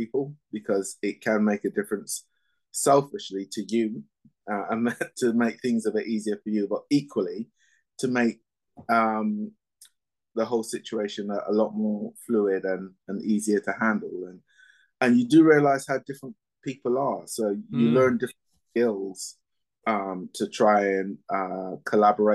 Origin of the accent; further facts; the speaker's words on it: Barbados; moved away; also born or lived in England; I was born in England, you know, even though my formative years were in Barbados